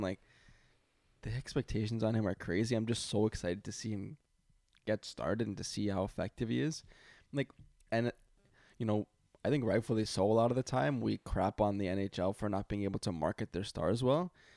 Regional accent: Toronto, Ontario, Canada; I'm from Toronto

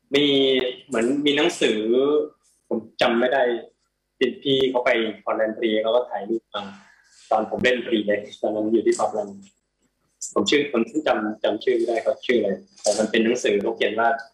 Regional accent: Thailand; now in Portland, United States; ไทยอะไรเงี้ยมันมีมันมีความอบอุ่นแบบแบบบอกไม่ถูกเพราะเราเราโตที่นี่

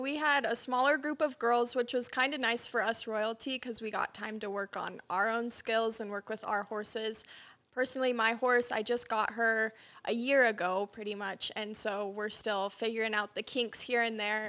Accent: Wyola, Montana, United States; also born or lived in Sheridan, Wyoming; I was fortunate enough to be raised on my family's cattle ranch, actually in Wyola, Montana

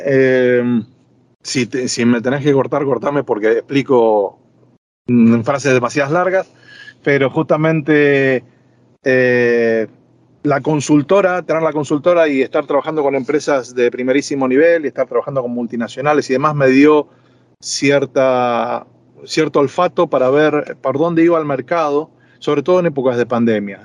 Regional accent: Buenos Aires, Argentina; moved away as an adult; also born or lived in Madrid, Spain; now in Marbella, Spain; mi país de origen, Argentina. Yo siempre me voy a sentir argentino

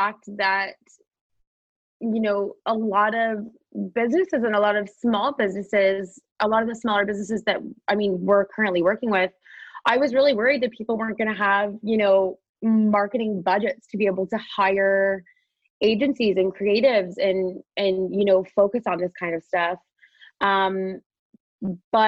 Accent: Wolfsburg, Ontario, Canada; my hometown of Wolfsburg

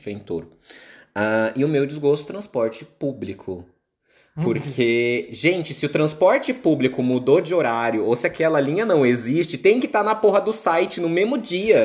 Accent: Guarulhos, São Paulo, Brazil; moved away; Eu venho de São Paulo, de Guarulhos

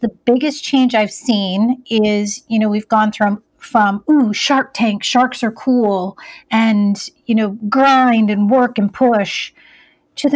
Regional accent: Iowa, United States; I grew up in Iowa. I was actually Miss Iowa USA in 1997

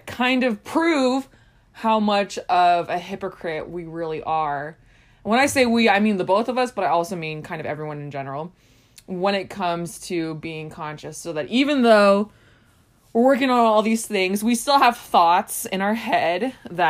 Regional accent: Southern California, United States; I grew up in Southern California

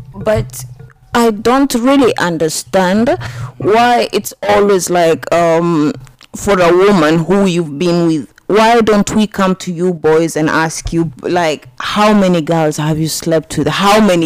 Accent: Turkana County, Kenya; I'm from Turkana

